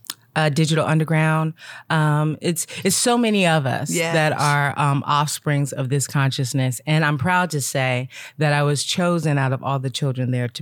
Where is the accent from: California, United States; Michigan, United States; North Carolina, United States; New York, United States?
California, United States; the Bay Area; So I'm from the Bay Area.